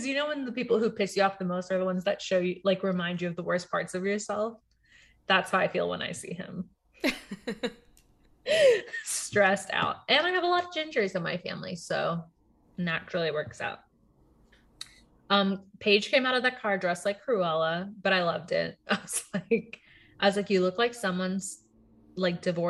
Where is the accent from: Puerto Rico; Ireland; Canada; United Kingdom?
Puerto Rico; also born or lived in Texas, United States; now in Virginia, United States; I'm from Puerto Rico